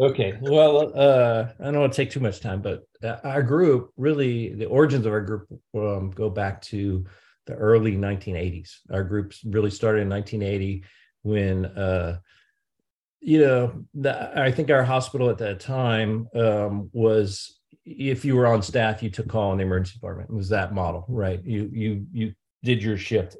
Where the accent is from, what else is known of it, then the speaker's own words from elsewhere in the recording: St. Louis, Missouri, United States; also born or lived in Edwardsville, Illinois / Columbia, Missouri; I was born and raised in Saint Louis, Missouri